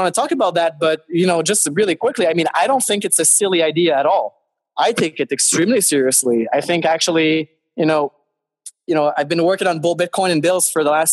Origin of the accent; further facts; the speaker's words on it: Montreal, Quebec, Canada; I live in Canada. I'm from Montreal.